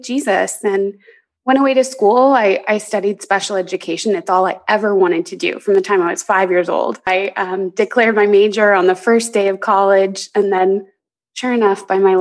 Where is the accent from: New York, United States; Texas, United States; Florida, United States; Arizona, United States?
Arizona, United States; I'm originally from Arizona.